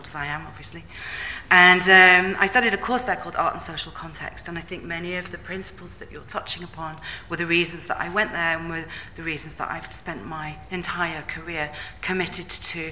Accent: Leeds, Yorkshire and the Humber, United Kingdom; moved away as an adult; also born or lived in South West England; I grew up in Leeds

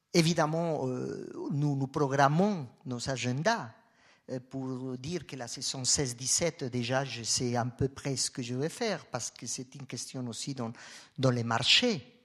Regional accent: Colombia; moved away as an adult; now in Switzerland; Moi, je viens de la Colombie. Euh, quand j'ai quitté la Colombie

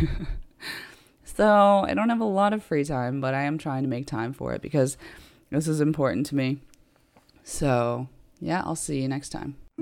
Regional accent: United States; also born or lived in Ireland; now in United Kingdom; I'm American, obviously, but I've also got Irish citizenship

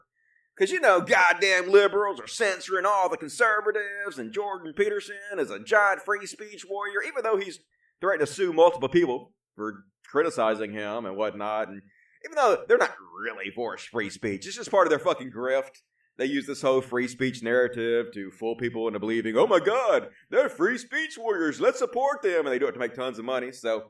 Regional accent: Australia; I'm an Aussie. So we don't celebrate it.

